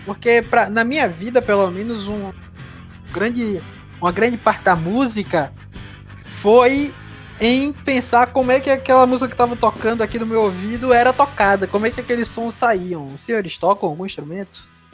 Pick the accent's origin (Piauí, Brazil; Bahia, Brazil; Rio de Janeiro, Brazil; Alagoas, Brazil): Alagoas, Brazil; Maceió; also born or lived in Recife / João Pessoa; eu sou, eu sou nordestino, né? Eu nasci em Recife, morei boa parte da minha vida em Maceió, mas também já morei em João Pessoa